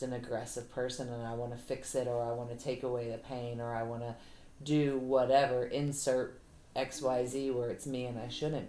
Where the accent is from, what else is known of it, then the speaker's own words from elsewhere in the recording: the South, United States; I'm from the South, so I don't talk too good.